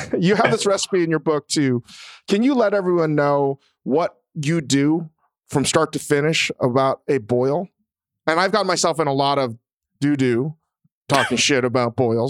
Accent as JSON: {"language": "English", "area": "Chesapeake", "region": "Eastern Seaboard", "country": "United States", "tie": "born or raised there", "said": "I grew up in the Eastern Seaboard area, spending a lot of time in the Chesapeake."}